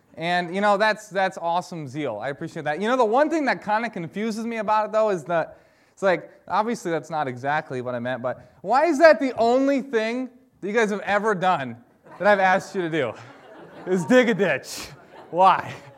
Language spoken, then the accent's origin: English; Michigan, United States; moved away as an adult; now in Wisconsin, United States; I am from Michigan, and I grew up being a Detroit Pistons fan